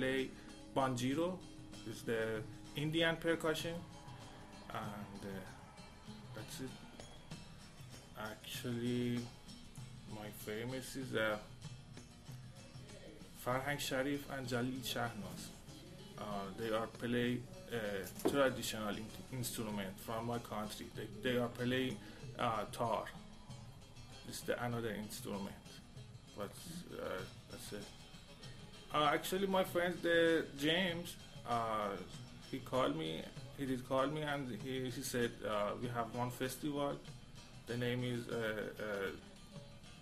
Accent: Isfahan, Iran; English is a second language; I'm from Iran. I'm born in Isfahan city

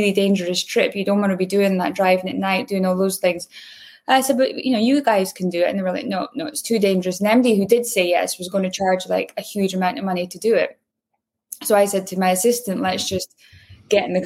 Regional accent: Aberdeen, Scotland, United Kingdom; moved away; where I grew up in Aberdeen, it was the oil and gas capital of Europe.

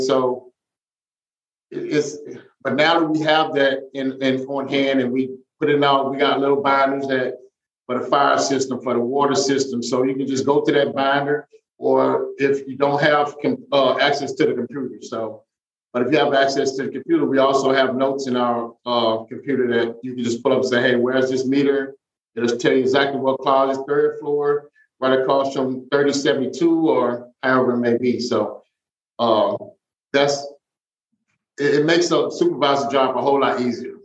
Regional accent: Mississippi, United States; moved away; I'm from Mississippi

